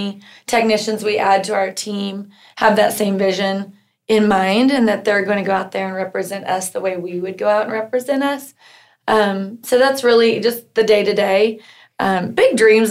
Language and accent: English; Norman, Oklahoma, United States; I grew up here in Norman and just had a pretty normal life